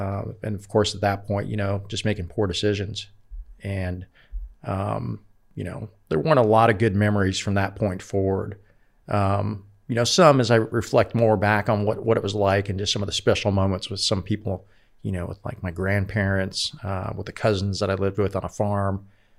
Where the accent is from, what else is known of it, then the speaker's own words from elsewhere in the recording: Oakland, California, United States; Well, I grew up in California, up in the Bay Area. Initially, we lived in Oakland, East Oakland, as a matter of fact